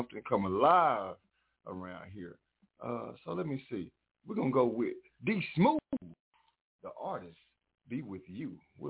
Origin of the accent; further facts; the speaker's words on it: the South, United States; I'm from the South.